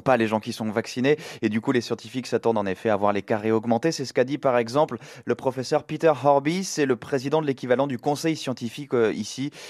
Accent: France; now in London, United Kingdom; chez nous en France

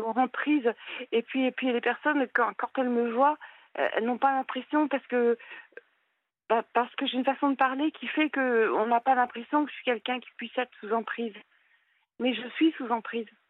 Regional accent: Paris, Île-de-France, France; moved away; je suis du nord, euh, je suis de Paris

